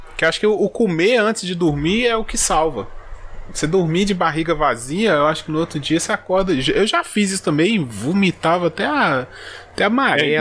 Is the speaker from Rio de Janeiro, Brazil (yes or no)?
no; interior of Minas Gerais, Brazil; eu sou do interior de Minas.